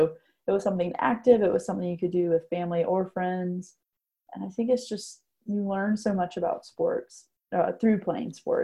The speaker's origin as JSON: {"language": "English", "region": "North Carolina", "country": "United States", "tie": "born or raised there", "said": "growing up in North Carolina"}